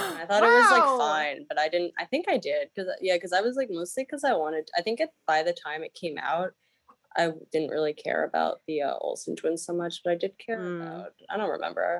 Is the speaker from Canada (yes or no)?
no; Arlington, Virginia, United States; I grew up really close to East Falls Church Metro.